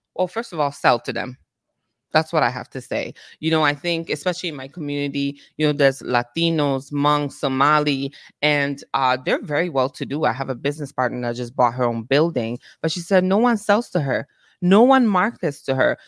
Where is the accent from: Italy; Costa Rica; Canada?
Italy; now in United States; born and raised in Italy